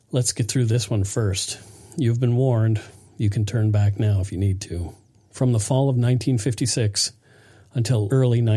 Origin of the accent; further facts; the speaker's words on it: Nova Scotia, Canada; the murder of 12 year old Karissa Boudreau from my hometown in Nova Scotia, was particularly hard for us to get through.